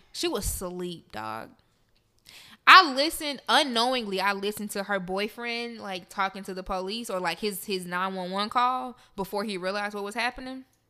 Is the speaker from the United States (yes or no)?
yes; Memphis, Tennessee, United States; I'm from Memphis.